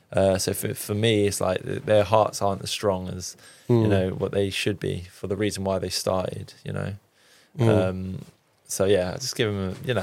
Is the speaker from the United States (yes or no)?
no; Cyprus; I'm like Turkish Cypriot, I'm from Cyprus, so like barbecues, all that kind of good stuff.